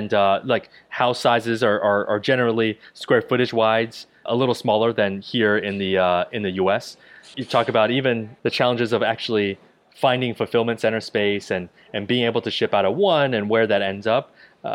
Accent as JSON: {"language": "English", "region": "New Jersey", "country": "United States", "tie": "born or raised there", "also_born_or_lived": "Ohio, United States / Baltimore, United States", "said": "I did. So I grew up in Central Jersey. So my parents immigrated to the U.S. from Taiwan."}